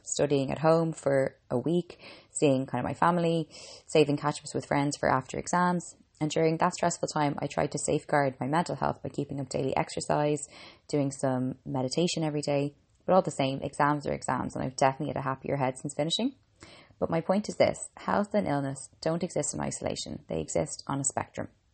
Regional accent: Ireland; I'm an Irish girl

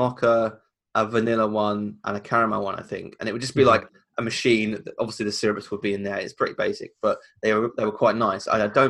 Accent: United Kingdom; We're British

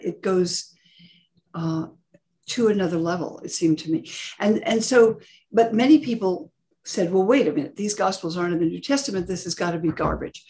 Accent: California, United States; I grew up in California

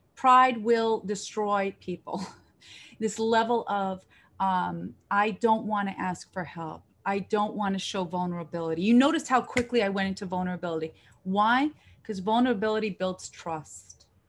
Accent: Israel; moved away; in my country, 'cause I'm from Israel

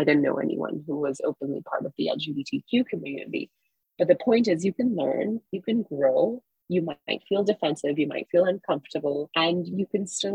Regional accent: Singapore; now in United States; I grew up in Singapore, a country in which homosexuality is still criminalized

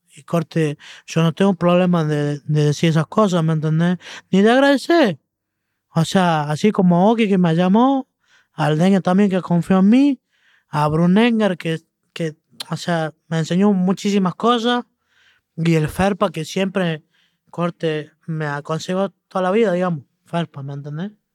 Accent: Argentina; siendo argentino

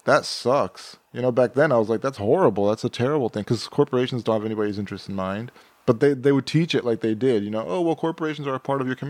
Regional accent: Texas, United States; I grew up in Texas.

